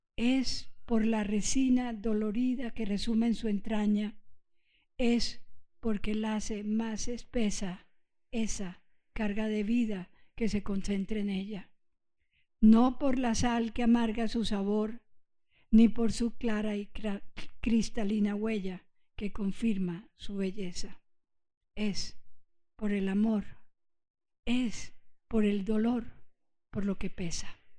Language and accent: Spanish; Antioquia, Colombia; also born or lived in Puerto Rico; yo soy antioqueña. Mi madre es antioqueña, yo me crié aquí